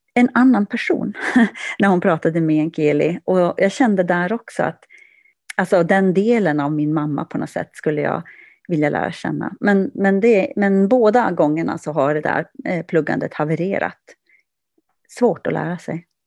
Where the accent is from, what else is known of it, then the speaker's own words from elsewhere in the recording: Kiruna, Norrbotten County, Sweden; also born or lived in Kurkkio; jag växte upp i centrala Kiruna